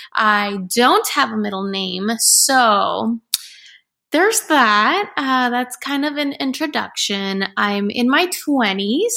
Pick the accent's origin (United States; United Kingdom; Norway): United States; Chicago, Illinois; moved away as an adult; now in Los Angeles, United States; I was born and raised in Chicago, South Side.